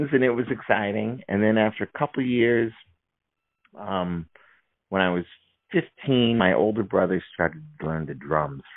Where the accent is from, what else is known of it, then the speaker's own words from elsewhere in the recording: St. Louis, Missouri, United States; also born or lived in Kirkwood, Missouri; I grew up in St. Louis and in Kirkwood.